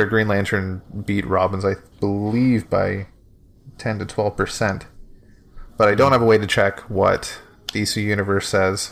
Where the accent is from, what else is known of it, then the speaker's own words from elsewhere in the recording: Canada; my fellow Canadians